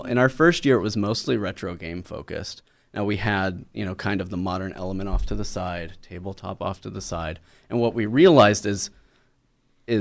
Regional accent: Oklahoma, United States; growing up in Oklahoma, since I am an Okie geek.

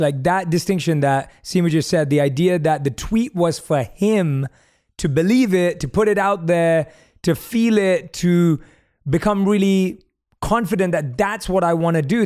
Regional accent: London, United Kingdom; now in Los Angeles, United States; As a South Asian growing up in London

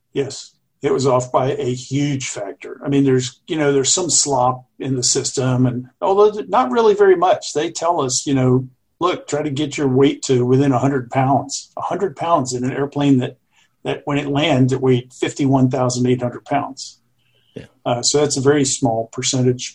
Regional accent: Jacksonville, Florida, United States; I grew up in Jacksonville, Florida

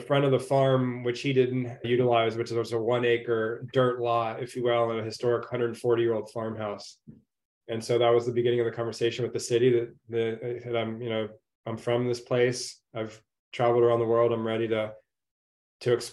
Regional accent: Orange County, California, United States; I grew up in Orange County as a surfer

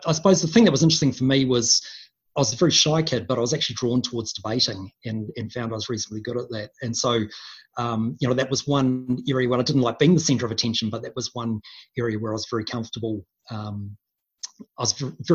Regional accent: Wellington, New Zealand; moved away; my first 10 years of my life were, I grew up in Wellington

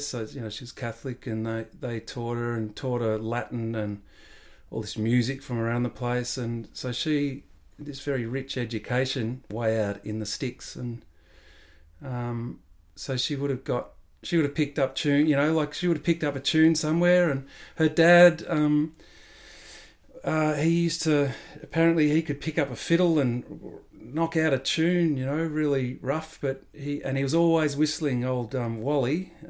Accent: Canberra, Australian Capital Territory, Australia; So that little one was, we used to do that in Canberra. So I was up there for all my primary school from about five till.

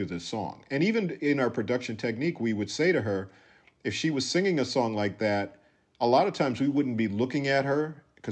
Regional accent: Minneapolis, Minnesota, United States; born or raised there; moved away; also born or lived in Los Angeles

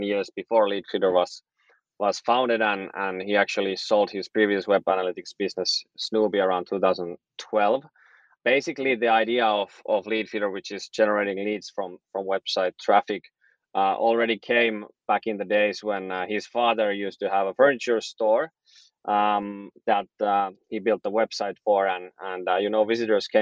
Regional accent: Helsinki, Uusimaa, Finland; I'm from Helsinki, Finland

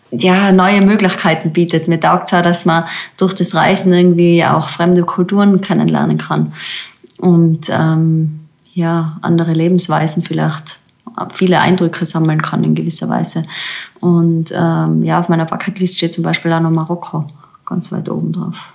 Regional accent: Zillertal, Tyrol, Austria; Das ist eigentlich mein Heimgebiet, wo ich aufgewachsen bin

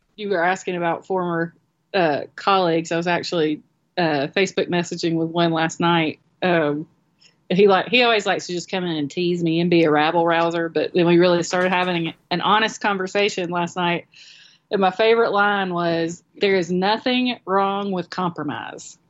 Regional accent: Moultrie, Georgia, United States; moved away as an adult; now in Florida, United States; I grew up in Moultrie

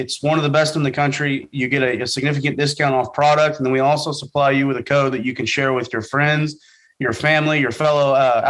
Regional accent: Oklahoma, United States; moved away as an adult; also born or lived in Arkansas; I grew up originally in Oklahoma, went to school in Arkansas

